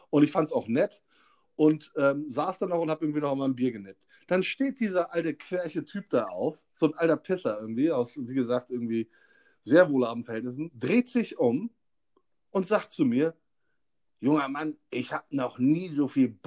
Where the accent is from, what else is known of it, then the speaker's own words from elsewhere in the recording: Hamburg, Germany; bedeutet das nicht, dass sie uns als Hamburger einschätzen können.